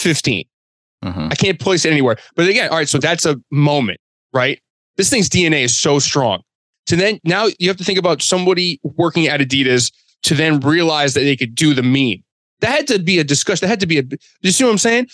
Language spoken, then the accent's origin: English; Boston, Massachusetts, United States; I'm from Boston